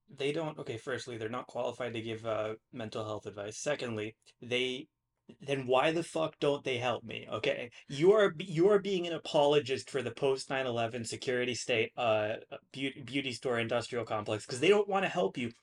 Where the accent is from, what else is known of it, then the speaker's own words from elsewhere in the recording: United States; I'm an American.